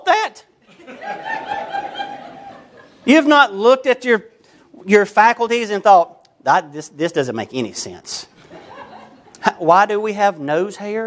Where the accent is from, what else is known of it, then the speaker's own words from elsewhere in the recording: United States; I'm American